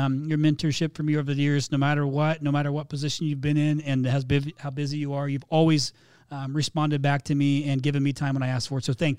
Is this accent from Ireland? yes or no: no; Canada; Since I'm Canadian, my ask would be interview a Canadian.